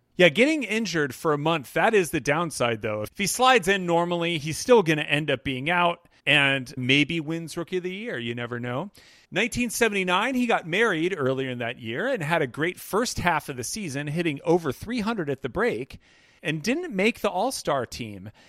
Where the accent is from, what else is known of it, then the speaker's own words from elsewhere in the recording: Wichita, Kansas, United States; I grew up in Wichita, is that my Dad got a job for Pizza Hut's corporate headquarters, which used to be in Wichita, Kansas